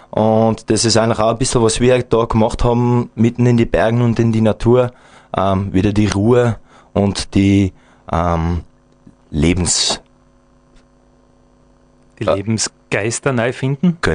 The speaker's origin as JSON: {"language": "German", "country": "Belgium", "said": "wir sind Belgier, also ich kann auch nicht das Schnitzel kochen wie ein Österreicher, ja."}